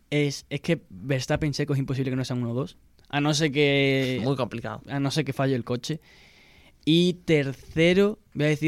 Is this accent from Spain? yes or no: yes; Spain; Habrá que dormirse un poco antes. Que somos españoles.